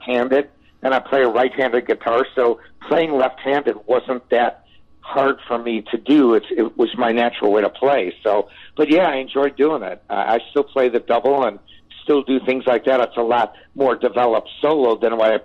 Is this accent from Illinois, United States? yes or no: yes; Chicago, Illinois, United States; moved away; also born or lived in California; I'm a Chicagoan. You know, I was born in Chicago